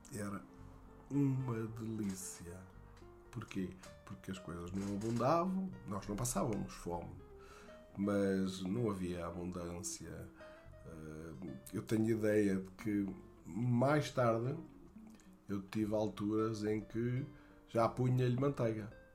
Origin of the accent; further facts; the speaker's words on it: Barroca Grande, Centro, Portugal; also born or lived in Atalaia / Fundão; o que eu lembro mais da minha infância na Barroca Grande era era o futebol